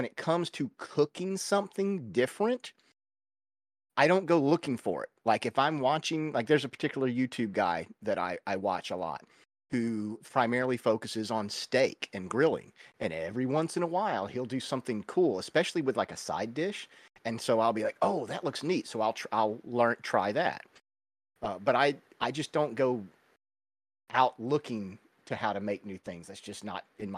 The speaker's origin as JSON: {"language": "English", "region": "the South", "country": "United States", "tie": "born or raised there", "moved": "yes", "said": "I am from the South. We eat a lot of collard greens growing up. My grandmother fixed collards with pretty much every meal"}